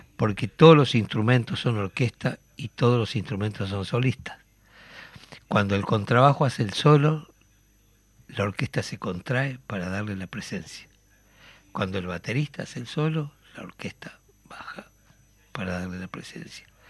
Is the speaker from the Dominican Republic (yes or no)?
no; Uruguay; como uruguayo, como oriental